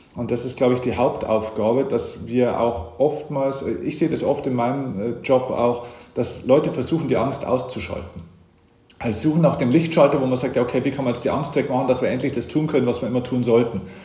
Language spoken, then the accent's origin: German; Lower Bavaria, Germany; now in Munich, Germany; ich bin auch tatsächlich in Niederbayern geboren